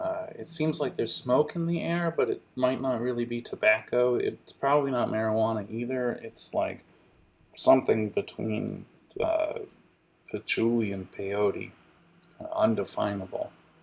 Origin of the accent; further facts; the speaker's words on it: McKeesport, Pennsylvania, United States; born there; I was born in McKeesport, you see, and there was a clay pipe factory for years and years when I was a little girl